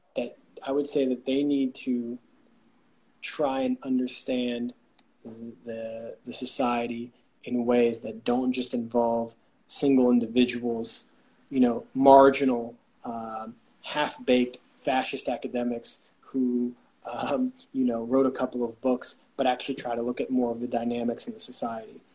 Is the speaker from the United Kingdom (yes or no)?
no; Bay Area, Northern California, United States; now in Tbilisi, Georgia; I'm originally from the United States, from uh, California, Northern California, the Bay Area, and now I live in Tbilisi, Georgia